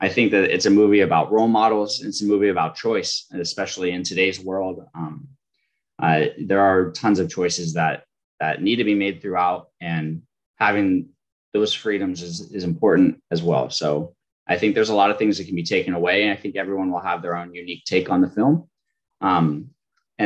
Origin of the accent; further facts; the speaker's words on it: Florida, United States; I was born and raised in Florida